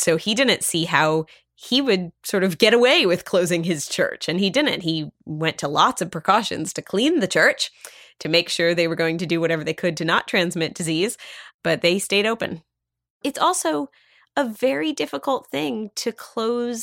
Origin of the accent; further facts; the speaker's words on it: Pennsylvania, United States; my own synagogue that I grew up at in Pennsylvania